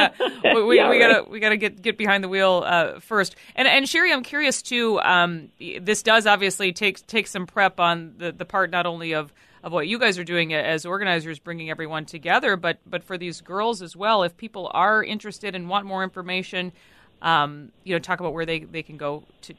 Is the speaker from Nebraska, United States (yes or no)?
no; Worthington, Minnesota, United States; my hometown of Worthington